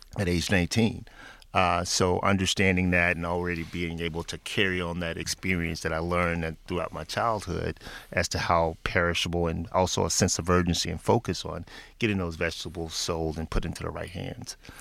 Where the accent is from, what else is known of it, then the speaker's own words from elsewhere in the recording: Memphis, Tennessee, United States; moved away; back in my hometown of Memphis, Tennessee